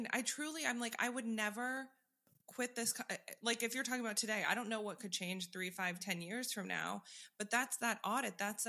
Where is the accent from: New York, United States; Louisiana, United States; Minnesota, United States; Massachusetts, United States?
New York, United States; now in Florida, United States; I grew up in New York and now live in Florida